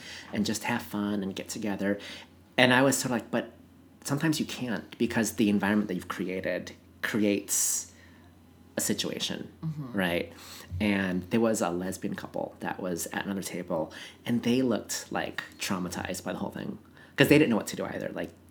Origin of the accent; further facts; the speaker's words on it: Seattle, Washington, United States; I'm from Seattle